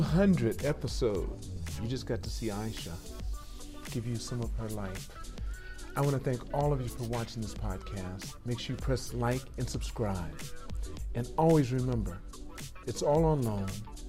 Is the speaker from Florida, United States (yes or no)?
no; Los Angeles, California, United States; I'm from California.